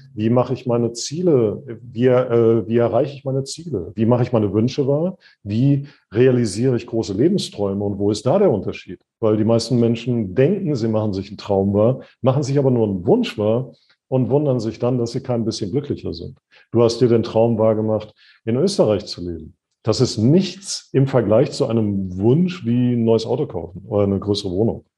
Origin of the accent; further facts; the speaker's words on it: Sauerland, North Rhine-Westphalia, Germany; als ich ein kleiner Junge war, ich komme aus dem Sauerland oder vom Sauerland weg, wie man da sagt